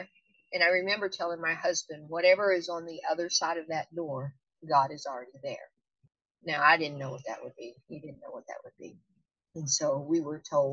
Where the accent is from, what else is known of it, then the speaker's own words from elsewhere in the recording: United States; I'm from the United States. I live in Arkansas